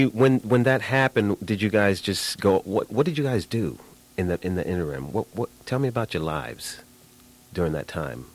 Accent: New York City, New York, United States; I'm from Brooklyn.

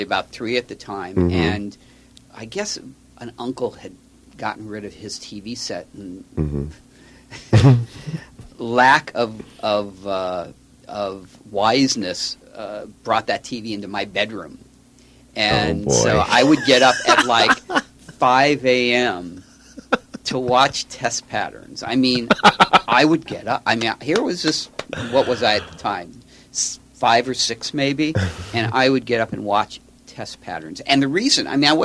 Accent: Los Angeles, California, United States; Born and raised in Los Angeles.

